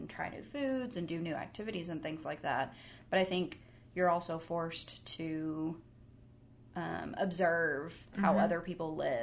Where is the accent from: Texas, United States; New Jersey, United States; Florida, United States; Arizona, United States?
Texas, United States; now in New York, United States; I can say growing up in Texas